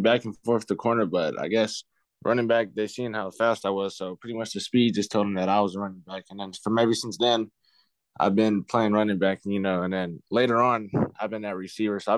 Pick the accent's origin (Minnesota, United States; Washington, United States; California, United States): California, United States; Rancho Cucamonga; also born or lived in Fontana; I grew up in pretty much Rancho Cucamonga, Fontana area.